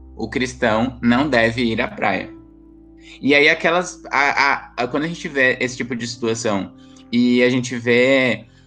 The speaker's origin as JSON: {"language": "Portuguese", "region": "Bahia", "country": "Brazil", "said": "eu sou baiana"}